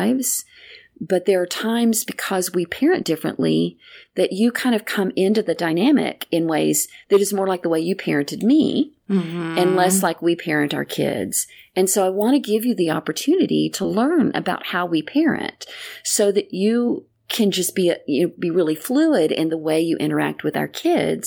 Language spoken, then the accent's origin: English; Greenville, Texas, United States; There was a sign to the entrance of our city that said, "Welcome to Greenville, Texas